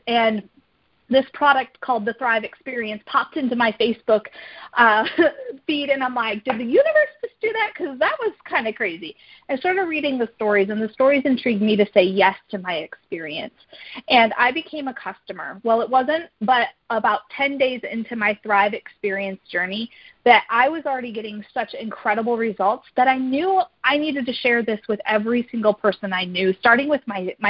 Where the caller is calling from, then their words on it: DeWitt, Michigan, United States; So I am dialing in from DeWitt, Michigan.